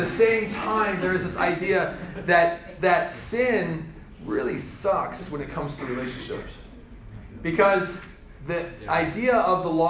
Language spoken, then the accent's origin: English; Colorado, United States; I'm from Colorado.